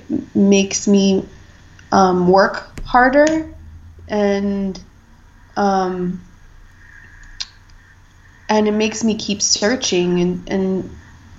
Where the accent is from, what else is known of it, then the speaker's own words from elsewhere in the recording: United States; as I am, like, generation upon generation of American